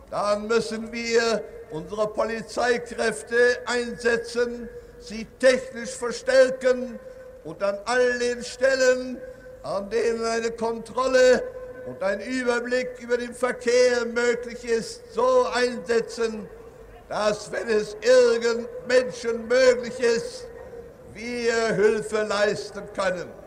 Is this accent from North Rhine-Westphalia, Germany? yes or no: no; Berlin, Germany; in dem Schutze von uns Berlinern. Ich weiß sehr genau, Selbstverständlich werden wir auch als Berliner Verwaltung administrative Maßnahmen treffen müssen.